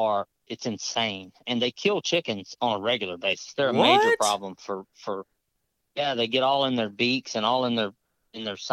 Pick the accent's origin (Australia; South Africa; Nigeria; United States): United States; Southwest Mississippi; now in Baton Rouge, United States; I live just north of Baton Rouge and I'm from Southwest Mississippi.